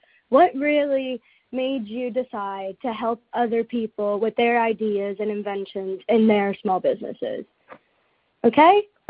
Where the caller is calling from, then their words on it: Long Island, New York, United States; I am from Long Island, New York, the best city in the world.